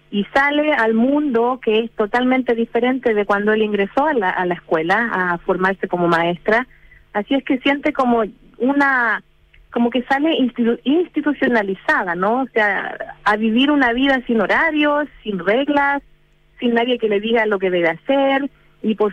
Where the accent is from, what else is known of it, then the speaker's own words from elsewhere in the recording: North, Chile; born there; pienso que hubiera nacido en el norte de Chile, donde yo nací, en, obviamente en el siglo XXI, ah, perdón, en el siglo XX